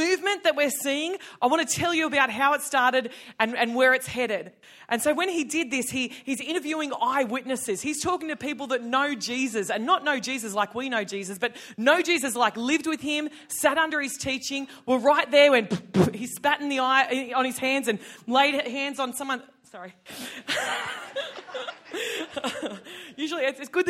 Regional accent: Tamworth, New South Wales, Australia; I'm from Tamworth.

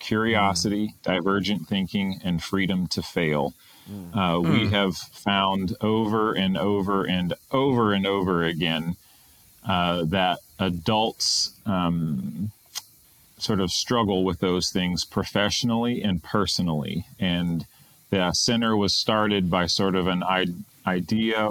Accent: Greensboro, North Carolina, United States; also born or lived in Japan; now in Pittsburgh, United States; I was born in the South, in North Carolina

